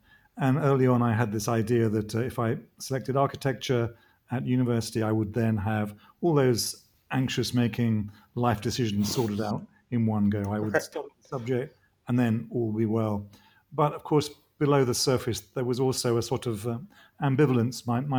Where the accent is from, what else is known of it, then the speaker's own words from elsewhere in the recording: London, United Kingdom; accent: pretty English; I was born in Britain after the war in the 50s, and grew up slightly culturally dispossessed, in that I sounded pretty English, but I had this kind of middle European name, which was puzzling growing up in London.